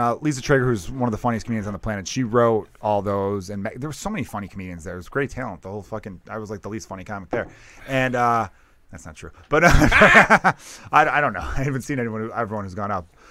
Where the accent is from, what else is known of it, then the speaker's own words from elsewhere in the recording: Chicago, Illinois, United States; I grew up in Chicago